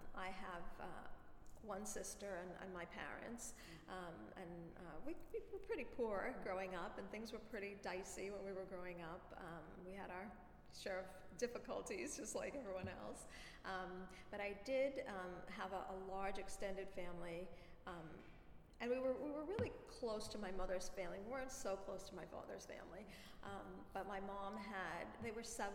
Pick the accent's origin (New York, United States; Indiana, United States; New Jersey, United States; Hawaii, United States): New York, United States; Brooklyn; I was actually born in Brooklyn. I was born in Brooklyn Jewish Hospital in February of 1958, and I've lived in Brooklyn my whole life.